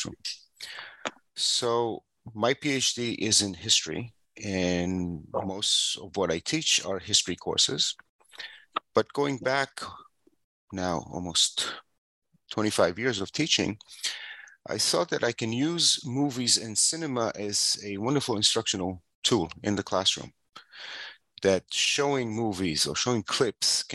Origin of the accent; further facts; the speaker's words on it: Israel; moved away as an adult; also born or lived in San Francisco, United States; I grew up in Israel